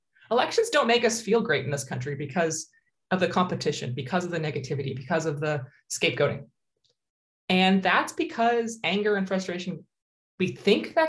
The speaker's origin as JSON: {"language": "English", "country": "United States", "tie": "born or raised there", "moved": "yes", "lives_now": "Canada", "said": "I grew up in the States"}